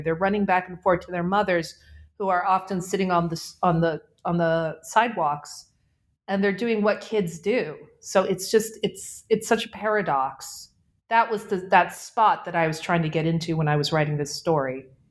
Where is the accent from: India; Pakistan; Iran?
Pakistan; Karachi, Sindh; also born or lived in New England; I am calling from Karachi, Pakistan, which is my hometown. I was born here